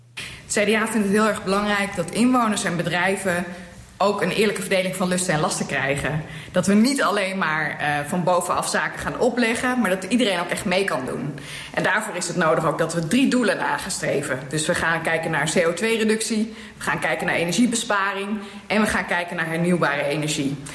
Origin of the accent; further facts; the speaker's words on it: Drenthe, Netherlands; bij ons in Drenthe